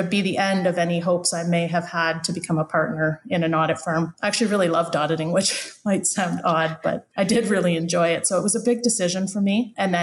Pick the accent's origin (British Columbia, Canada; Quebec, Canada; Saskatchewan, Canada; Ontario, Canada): Ontario, Canada; London; I grew up in London. And after having gone to university, I went back to London